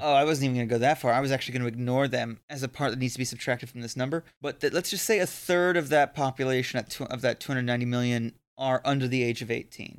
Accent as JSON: {"language": "English", "region": "Florida", "country": "United States", "tie": "born or raised there", "said": "I grew up in Florida"}